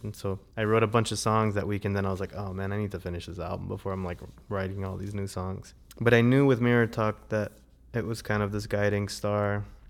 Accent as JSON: {"language": "English", "region": "South Florida", "country": "United States", "tie": "born or raised there", "also_born_or_lived": "Savannah, Georgia / Atlanta, Georgia / New York", "moved": "yes", "lives_now": "Asheville, United States", "said": "I grew up in South Florida, and I lived in Savannah, Georgia, and I lived in Atlanta."}